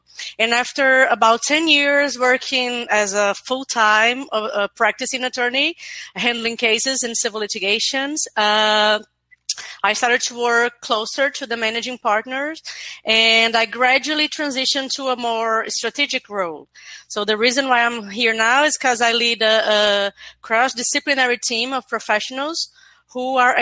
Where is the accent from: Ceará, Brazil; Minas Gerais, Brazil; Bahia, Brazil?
Ceará, Brazil; Fortaleza; I'm a lawyer from Fortaleza, Brazil